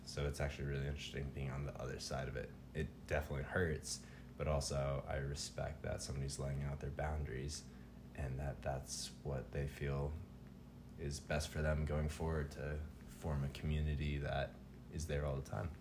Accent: Tucson, Arizona, United States; moved away; also born or lived in Colorado; I grew up in Tucson for several years, and when I moved to Arizona, or sorry, when I moved to Colorado

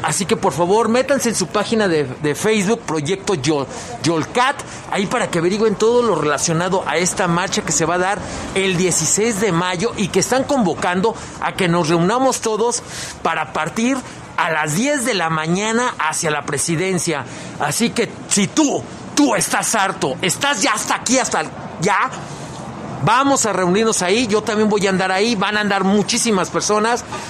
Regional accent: León, Guanajuato, Mexico; como leoneses, como mexicanos

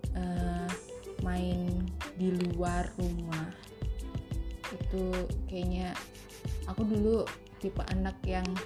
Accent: Semarang, Central Java, Indonesia; aku nggak besar Eh, di Jakarta ya seri uh, lebih banyak berkembang itu di Semarang waktu itu Semarang

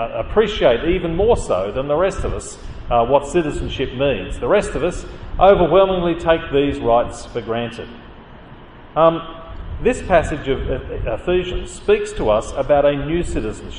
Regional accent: Australia; also born or lived in Canada; I came to Australia as a migrant

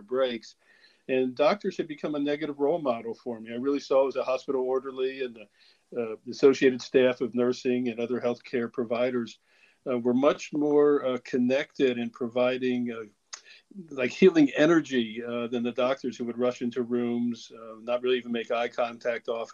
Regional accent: Cincinnati, Ohio, United States; moved away as an adult; also born or lived in Kentucky / Boston; Cincinnati, Ohio, my hometown

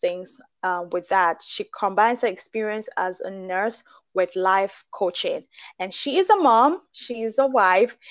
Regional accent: Nigeria; I'm Nigerian

